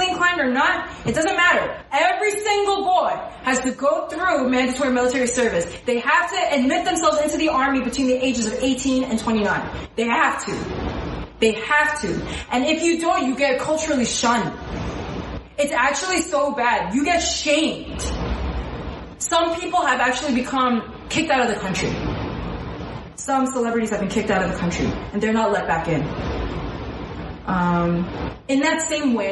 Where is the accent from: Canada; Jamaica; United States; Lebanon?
United States; as American Christians